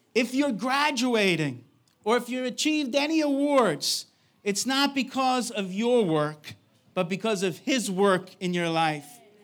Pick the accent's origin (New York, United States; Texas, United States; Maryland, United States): New York, United States; moved away; I'm from New York